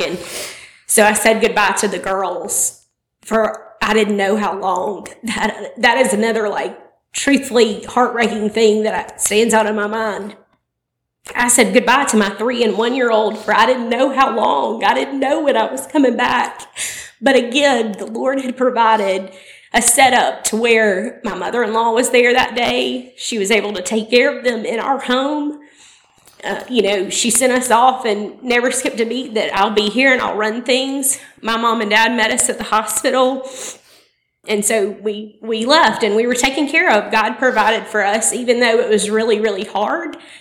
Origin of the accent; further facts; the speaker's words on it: Opelika, Alabama, United States; I was born and raised in Opelika